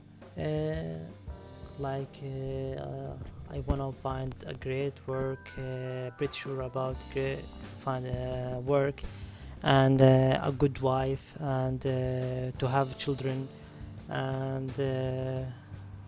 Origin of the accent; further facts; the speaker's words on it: Ramallah, West Bank, Palestine; I'm from Ramallah, it's in Palestine.